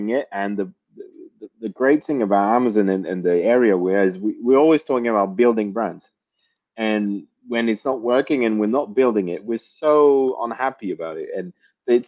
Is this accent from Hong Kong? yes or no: no; France; I was born and raised in France